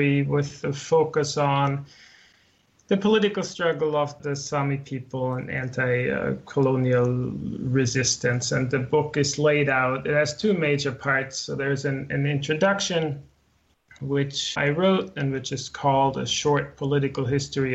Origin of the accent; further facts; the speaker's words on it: Austria; moved away as an adult; now in Sweden; I was born and raised in Austria, and then I left the country about 25 years ago and moved around a lot